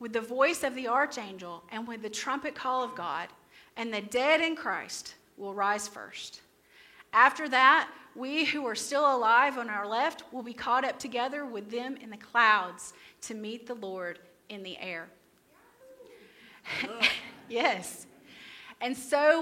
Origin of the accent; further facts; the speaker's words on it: Crossville, Tennessee, United States; This is my hometown.